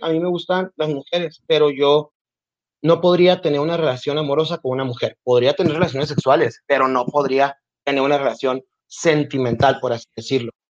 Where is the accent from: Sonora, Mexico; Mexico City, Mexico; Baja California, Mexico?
Sonora, Mexico; Nogales; nací en Nogales, Sonora. he vivido aquí toda mi vida